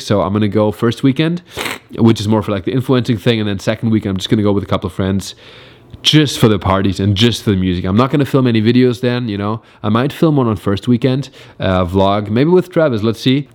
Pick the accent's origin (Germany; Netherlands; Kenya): Germany; also born or lived in New York; now in Los Angeles, United States; stayed mainly between Berlin and my hometown in Germany